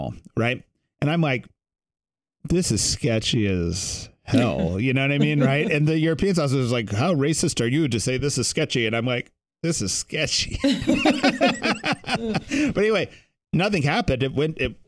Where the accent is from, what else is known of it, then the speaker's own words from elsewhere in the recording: United States; I'm an American